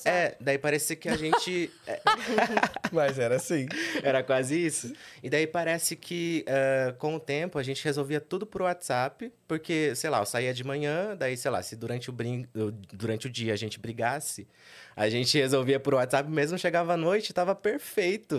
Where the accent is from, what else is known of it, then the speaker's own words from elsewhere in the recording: Sorocaba, São Paulo, Brazil; moved away as an adult; now in São Paulo, Brazil; originalmente, eu sou de Sorocaba. Vivi lá a minha vida toda com os meus pais